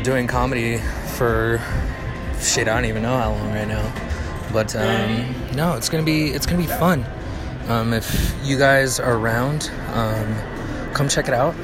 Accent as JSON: {"language": "English", "town": "Carson City", "region": "Nevada", "country": "United States", "tie": "born or raised there", "said": "excited I get to be in my hometown doing comedy"}